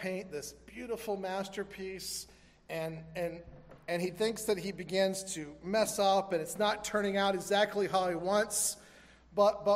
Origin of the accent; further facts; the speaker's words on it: Florida, United States; growing up in Florida